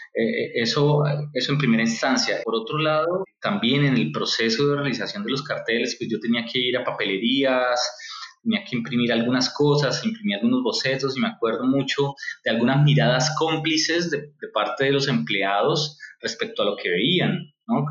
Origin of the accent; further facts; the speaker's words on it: Colombia; nosotros, eh, como colombianos